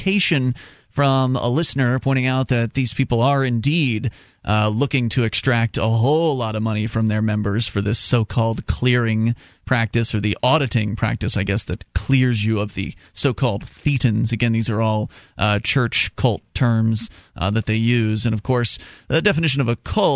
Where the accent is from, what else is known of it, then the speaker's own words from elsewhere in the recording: Sarasota, Florida, United States; I'm from the Tampa Bay area, Sarasota